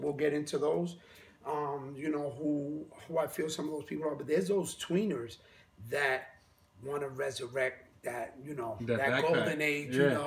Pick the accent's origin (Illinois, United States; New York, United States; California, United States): New York, United States; New York City; I'm from the Bronx. And I'm literally like four blocks from Sedgwick and Cedar, where I grew up